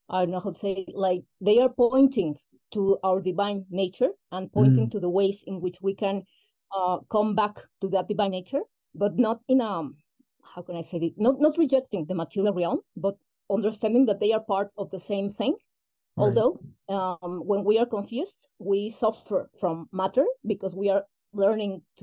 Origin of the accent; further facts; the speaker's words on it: Mexico; first language Spanish; English is a second language; I'm Mexican, okay. Born and raised.